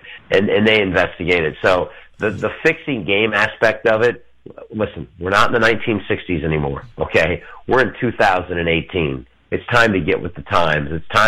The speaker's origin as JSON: {"language": "English", "region": "Michigan", "country": "United States", "said": "Well, I've always been a hockey fan. I'm from Michigan."}